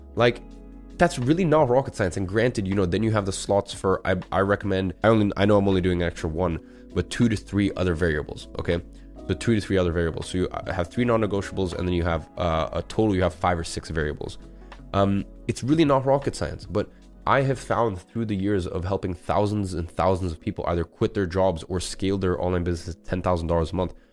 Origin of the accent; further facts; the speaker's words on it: London, United Kingdom; moved away as an adult; now in Dubai, United Arab Emirates; growing up in London for 17 years and being able to walk everywhere